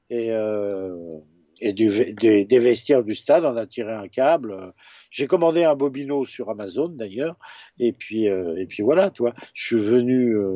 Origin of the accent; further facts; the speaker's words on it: Brittany, France; comme il s'était dit que je venais de Bretagne, bah, tous les Bretons de saint priest passaient